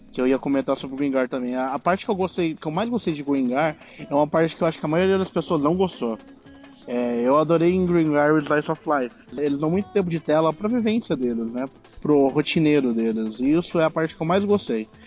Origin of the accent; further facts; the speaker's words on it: Ceará, Brazil; eu sou cearense de várzea, cara. Brasileiro, cearense